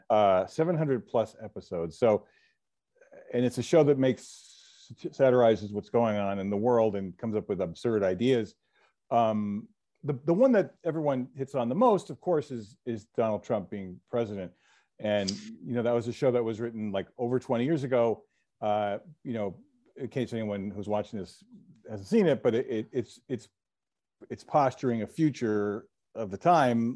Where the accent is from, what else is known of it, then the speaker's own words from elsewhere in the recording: New Jersey, United States; I grew up in New Jersey